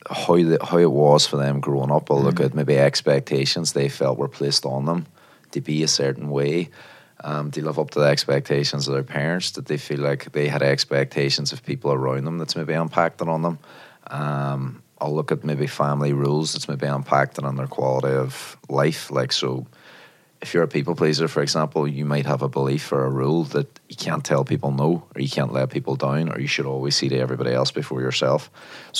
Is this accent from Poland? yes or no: no; Derry, Northern Ireland, United Kingdom; now in London, United Kingdom; Derry, actually. I'm from Northern Ireland originally.